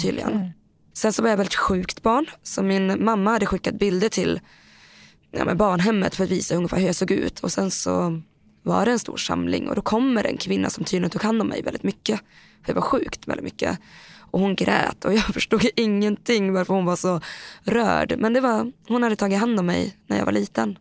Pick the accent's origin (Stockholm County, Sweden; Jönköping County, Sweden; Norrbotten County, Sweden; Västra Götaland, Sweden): Norrbotten County, Sweden; Boden; also born or lived in Thailand / Bangkok; Jag var två och ett halvt, ungefär, nästan tre, när jag kom mm. hit. Så den har jag bott hela mitt liv i Boden.